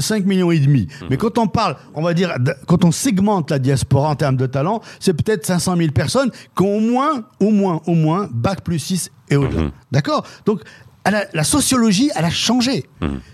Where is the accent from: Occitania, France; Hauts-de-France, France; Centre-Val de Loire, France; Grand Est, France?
Centre-Val de Loire, France; Dreux; ma ville d'origine qui est Dreux. En France